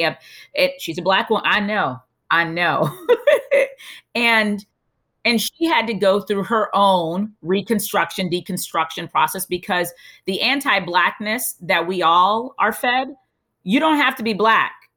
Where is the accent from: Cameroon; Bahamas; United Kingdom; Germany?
Bahamas; moved away; also born or lived in United States / Europe; I'm from the Bahamas